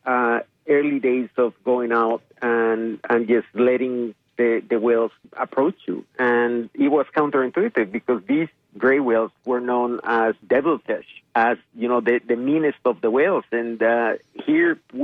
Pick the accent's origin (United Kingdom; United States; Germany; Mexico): Mexico; Yucatán Peninsula; I grew up in the Yucatan Peninsula